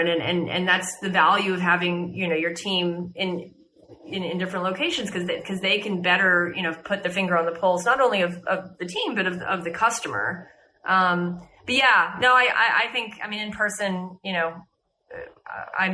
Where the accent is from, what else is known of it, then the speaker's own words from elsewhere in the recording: United States; moved away; as an American